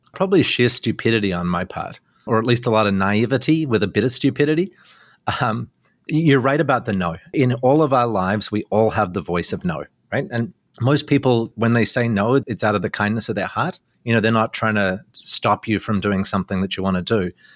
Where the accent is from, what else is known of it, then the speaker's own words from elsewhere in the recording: Australia; now in Canada; being Australian